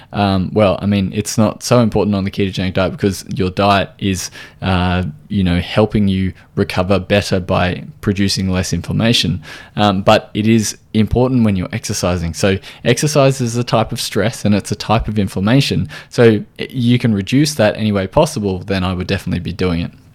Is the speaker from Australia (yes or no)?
yes; Australia